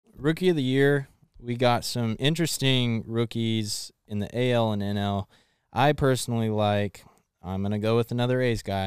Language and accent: English; Elk Grove, California, United States; I'm from Elk Grove